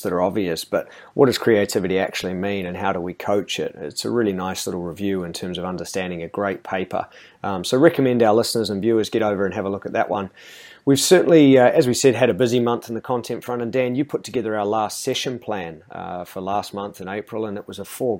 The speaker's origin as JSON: {"language": "English", "country": "New Zealand", "also_born_or_lived": "England", "moved": "yes", "lives_now": "Australia", "said": "as a Kiwi"}